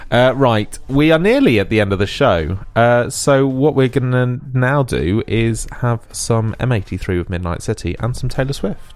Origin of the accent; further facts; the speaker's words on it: Ulster, Northern Ireland, United Kingdom; I am from Ulster